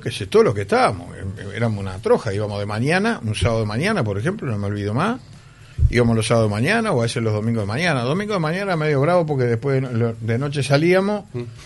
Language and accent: Spanish; Montevideo, Uruguay; en donde yo me crié allá en Capurro